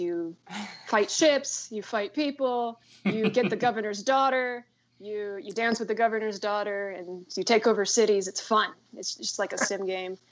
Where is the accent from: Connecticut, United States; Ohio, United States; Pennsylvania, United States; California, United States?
California, United States; San Bernardino County; moved away as an adult; now in South Korea; I'm from San Bernardino County